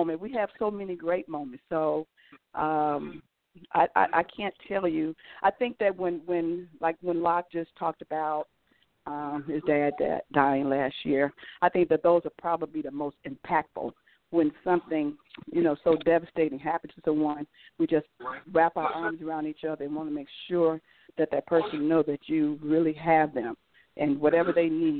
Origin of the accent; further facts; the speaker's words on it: Chicago, Illinois, United States; moved away as an adult; now in Atlanta, United States; I'm originally from Chicago. I live in Atlanta now and have been there for almost 30 years, but I do go home a lot.